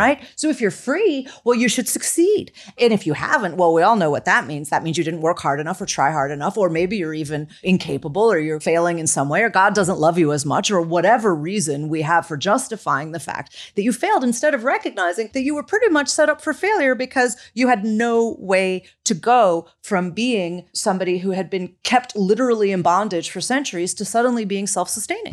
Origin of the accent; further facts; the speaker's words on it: Chicago, Illinois, United States; I come from Chicago